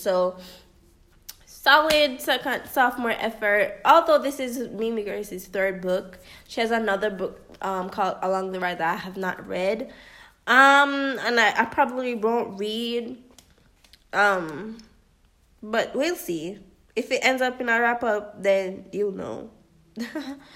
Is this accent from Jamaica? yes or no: yes; Jamaica; as a Jamaican